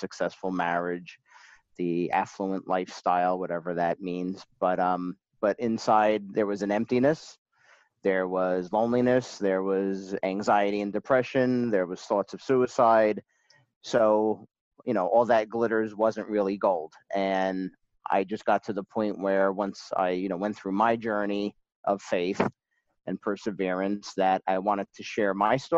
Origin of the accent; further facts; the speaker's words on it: Parsippany, New Jersey, United States; also born or lived in Lincoln Park, New Jersey; we moved from Lincoln Park, New Jersey to Parsippany, where I spent most of my years